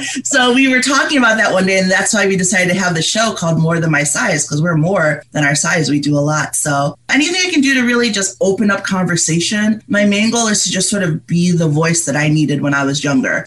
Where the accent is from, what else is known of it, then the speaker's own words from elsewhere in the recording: Canandaigua, New York, United States; moved away as an adult; also born or lived in Monrovia, Liberia / Florida; I came here when I was around five yeah, or almost five. And I grew up in upstate New York in a town called Canandaigua.